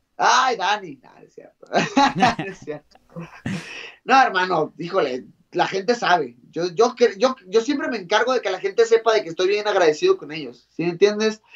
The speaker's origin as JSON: {"language": "Spanish", "country": "Mexico", "said": "yo como mexicano"}